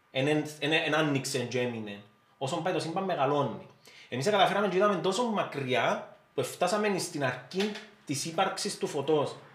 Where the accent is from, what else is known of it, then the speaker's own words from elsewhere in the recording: Syros, South Aegean, Greece; Είμαι σύρος, είμαι σύρος.